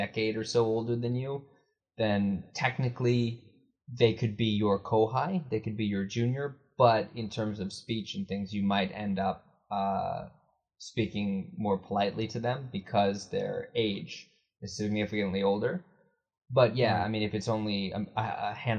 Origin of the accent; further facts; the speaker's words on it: United States; As an American